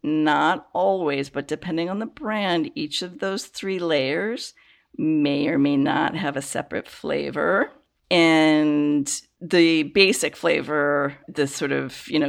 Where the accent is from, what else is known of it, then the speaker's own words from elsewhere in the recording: Chicago, Illinois, United States; I grew up in the Chicago area